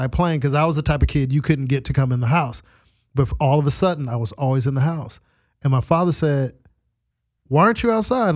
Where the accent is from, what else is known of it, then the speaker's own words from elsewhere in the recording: Carson, California, United States; I grew up in Carson